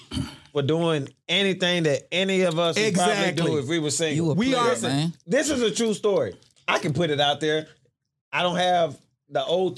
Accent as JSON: {"language": "English", "town": "Houston", "region": "Texas", "country": "United States", "said": "because you know, we're from Houston."}